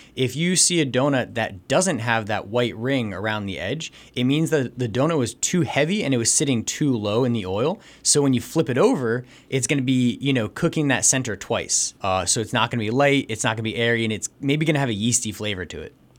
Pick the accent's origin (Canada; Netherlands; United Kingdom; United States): United States; New Jersey; moved away as an adult; also born or lived in Santiago, Chile; now in Jim Thorpe, United States; I'm actually from New Jersey